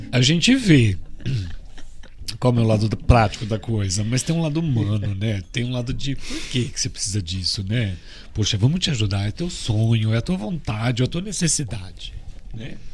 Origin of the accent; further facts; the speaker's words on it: United States; now in Brazil; Eu quero achar meu papel porque eu sou americano. Eu tô no Brasil, vim parar no Brasil no final, mas eu nasci nos Estados Unidos